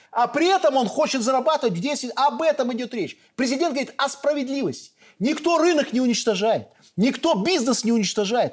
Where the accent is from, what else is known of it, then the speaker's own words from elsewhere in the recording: Belarus; Мы белорусы